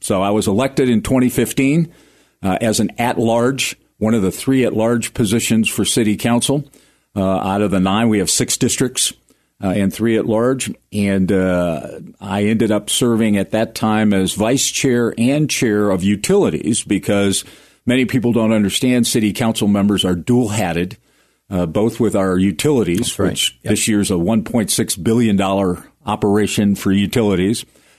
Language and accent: English; Cleveland, Ohio, United States; moved away as an adult; now in Colorado Springs, United States; born and raised in Cleveland, Ohio.